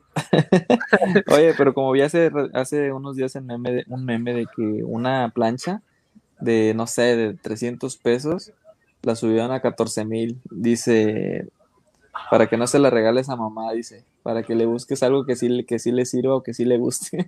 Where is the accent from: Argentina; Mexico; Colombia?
Mexico